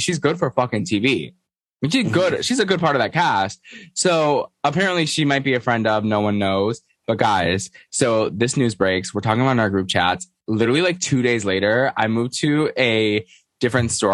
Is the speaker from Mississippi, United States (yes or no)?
no; New York, United States; I'm a New Yorker.